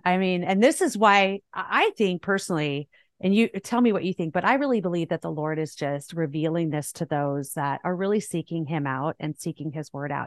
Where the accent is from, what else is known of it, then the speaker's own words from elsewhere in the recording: Southern California, United States; moved away; I grew up in Southern California. I just recently moved